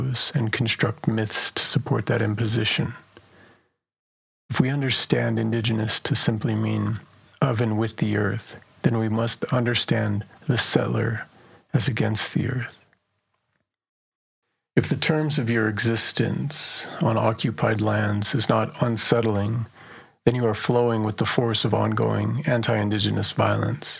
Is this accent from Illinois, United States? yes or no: no; Black Mesa, Arizona, United States; moved away; I'm originally from Black Mesa